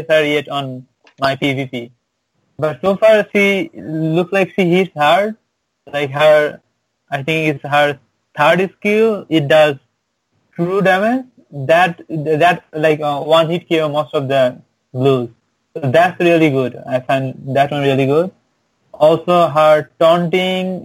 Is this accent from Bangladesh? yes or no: yes; Bangladesh; also born or lived in Jamaica, Queens, New York City; now in New York City, United States; Oh, I live in New York City, Jamaica. I'm from Bangladesh